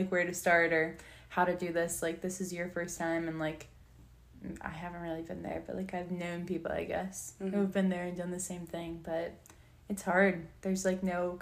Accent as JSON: {"language": "English", "town": "Virginia Beach", "region": "Virginia", "country": "United States", "said": "I'm from Virginia Beach"}